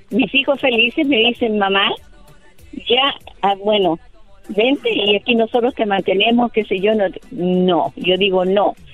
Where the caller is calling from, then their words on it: Kansas, United States; yo en estos momentos estoy